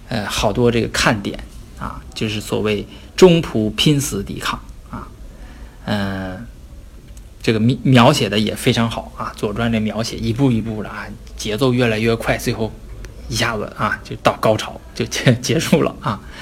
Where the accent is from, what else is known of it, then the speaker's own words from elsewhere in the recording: Northeast China, China; accent: Northeastern dialect; 我们东北的方言就是放挺了